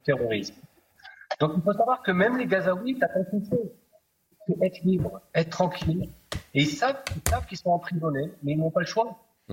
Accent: the South, southern Israel, Israel; j'ai grandi dans le Sud et on avait des ouvriers qui venaient de Gaza

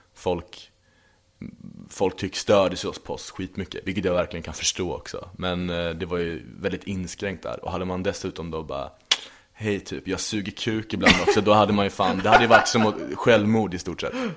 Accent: Linköping, Östergötland, Sweden; moved away; jag kommer ju från Linköping mm. från början. Och från en liten, liten håla eh, strax utanför, utanför liksom, som heter Berg

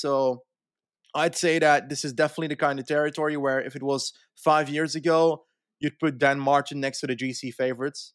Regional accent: Flanders, Belgium; living in Flanders for my entire life

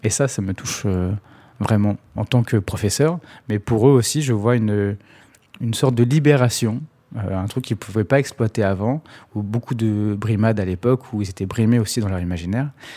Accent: Sarcelles, Île-de-France, France; je viens de Sarcelles, à la base.

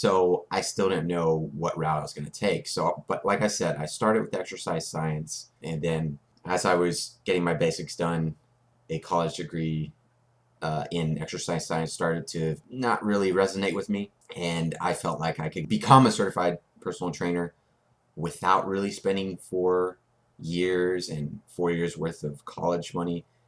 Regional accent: Corpus Christi, Texas, United States; A&M Corpus, my hometown

